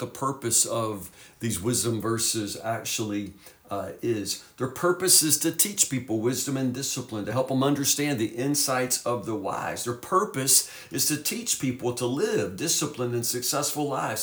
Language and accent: English; Woodburn, United States; we were crazy teenagers growing up in Woodburn